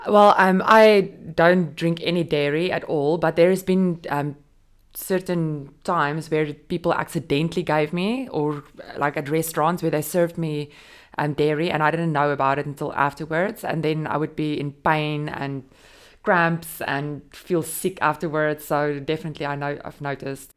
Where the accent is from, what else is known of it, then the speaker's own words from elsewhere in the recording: South Africa; moved away as an adult; also born or lived in Dubai, United Arab Emirates; now in Jebel Ali, United Arab Emirates; I'm South African mom of two